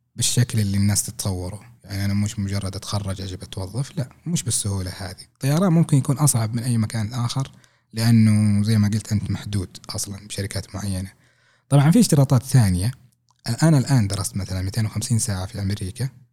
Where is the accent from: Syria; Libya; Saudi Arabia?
Saudi Arabia; عندنا في السعوديه